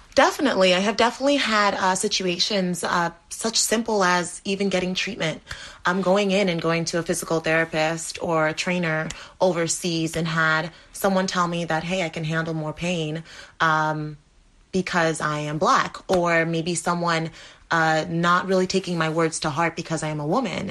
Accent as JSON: {"language": "English", "country": "Dominica", "tie": "born or raised there", "said": "I was born in the Caribbean, Dominica"}